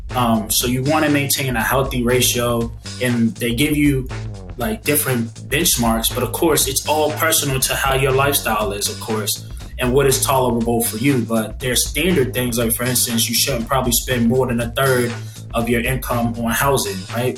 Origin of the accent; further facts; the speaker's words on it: Boston, Massachusetts, United States; now in Atlanta, United States; my hometown of Boston